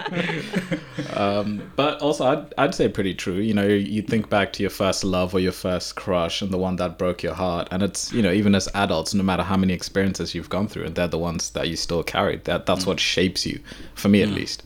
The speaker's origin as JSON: {"language": "English", "country": "Zimbabwe", "tie": "born or raised there", "moved": "yes", "said": "I'm from Zimbabwe, so I grew up in Zimbabwe."}